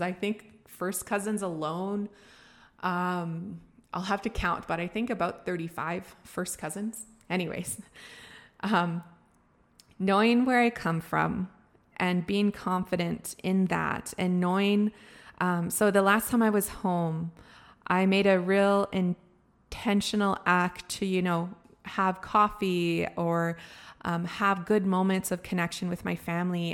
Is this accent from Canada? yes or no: yes; Canada; Being a First Nations person, being somebody who was born and raised on my res